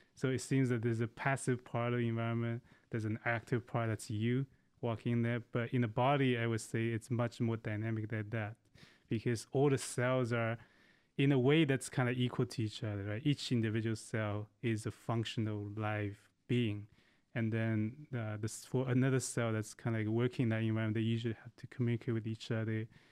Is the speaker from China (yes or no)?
yes; China; moved away; I grew up in China.